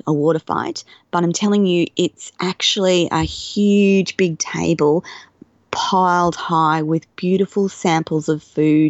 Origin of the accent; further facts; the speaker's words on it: Australia; being Australian and having an Australian passport